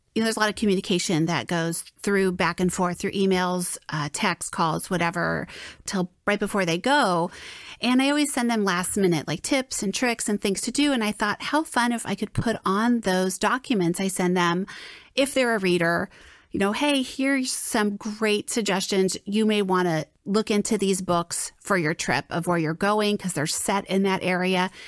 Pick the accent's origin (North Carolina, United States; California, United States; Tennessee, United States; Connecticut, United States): California, United States; Southern; moved away as an adult; also born or lived in Florida; now in Saint Louis, United States; I was born and raised in Southern California, as was my husband